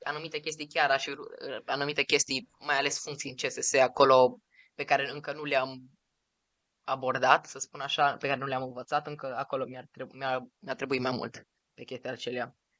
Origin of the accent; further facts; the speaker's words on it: Romania; noi suntem din România